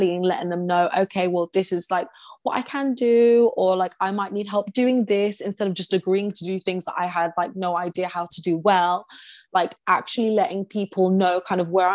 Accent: Essex, East of England, United Kingdom; I grew up in Essex

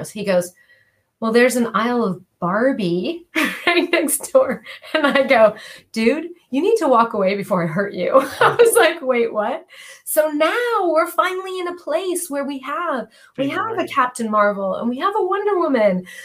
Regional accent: California, United States; Californian, so

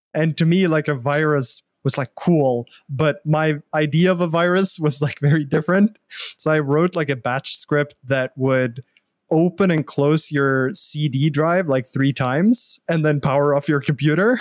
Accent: Norway; moved away as an adult; also born or lived in Australia / England / Los Angeles; now in United States; I'm, I'm from Norway originally. So, I started my bachelor's in Norway

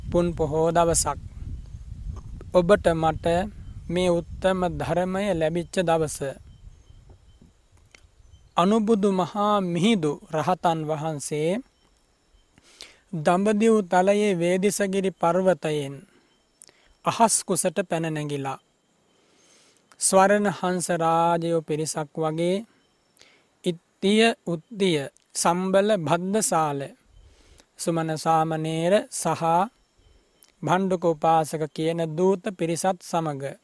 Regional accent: Sri Lanka

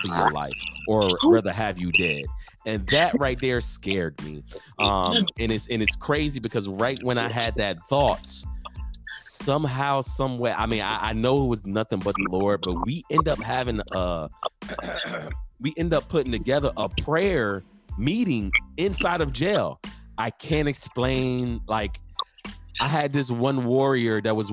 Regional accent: Norfolk, Virginia, United States; moved away as an adult; also born or lived in Newport News, Virginia / California; now in San Antonio, United States; I come from Virginia, born and raised in Norfolk, Virginia.

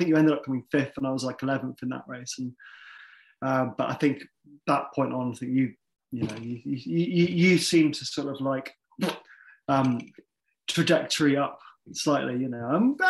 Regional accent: Bath, South West England, United Kingdom; I grew up in Bath

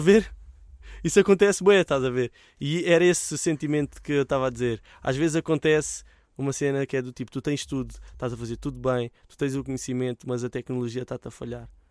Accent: Mem Martins, Lisbon, Portugal; mesmo que um dia deixe de viver em Mãe Martins

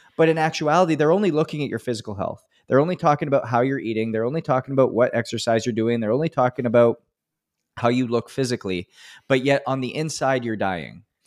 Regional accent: Edmonton, Alberta, Canada; moved away; I'm from Canada and, uh, in Edmonton, actually.

